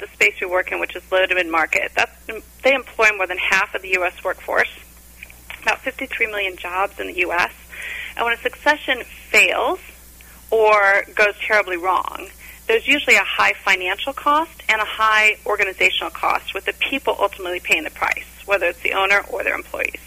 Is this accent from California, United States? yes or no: yes; Orange County, California, United States; I was born and raised in Orange County, California